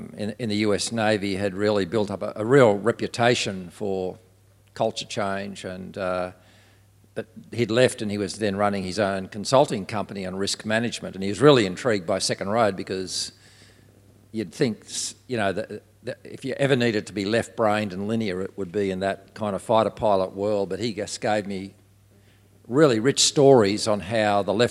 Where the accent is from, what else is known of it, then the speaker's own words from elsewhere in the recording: Australia; I'm from Australia.